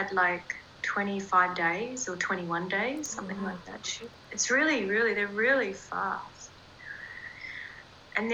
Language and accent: English; Australia; I'm from Australia. The beaches here are beautiful